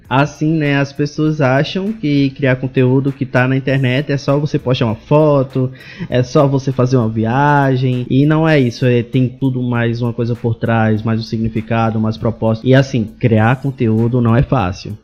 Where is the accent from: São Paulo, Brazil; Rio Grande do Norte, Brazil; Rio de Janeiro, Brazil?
Rio Grande do Norte, Brazil; Parelhas; Eu sou do Rio Grande do Norte, de, de Parelhas